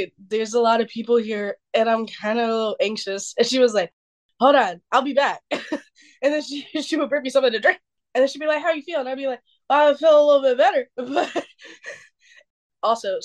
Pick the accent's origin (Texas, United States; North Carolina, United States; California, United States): North Carolina, United States; we're from North Carolina